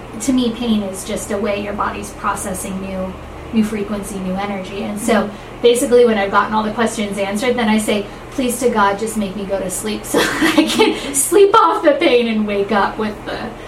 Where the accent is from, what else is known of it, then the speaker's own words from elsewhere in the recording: California, United States; I grew up in California